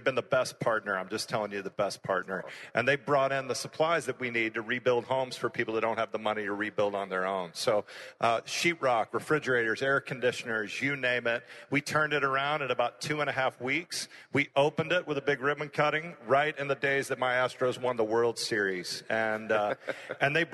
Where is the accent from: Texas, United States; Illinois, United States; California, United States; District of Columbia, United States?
Texas, United States; Houston; born or raised there